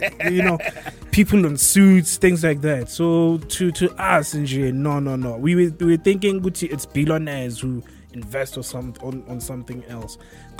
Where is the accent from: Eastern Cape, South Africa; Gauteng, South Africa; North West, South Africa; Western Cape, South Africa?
Gauteng, South Africa; Soweto; especially when I'm a kid from Soweto